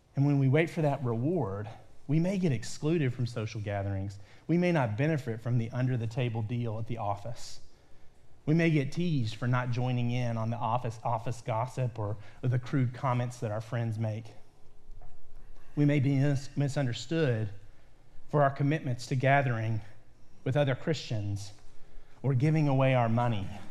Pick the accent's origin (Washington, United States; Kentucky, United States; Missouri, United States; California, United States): Kentucky, United States; Lexington; now in Ohio, United States; grew up in my, most of my early life in central Kentucky, in Lexington, Kentucky